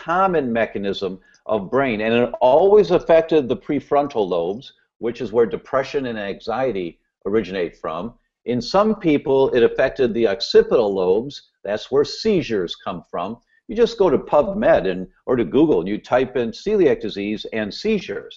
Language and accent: English; Midwest, United States; I grew up in the Midwest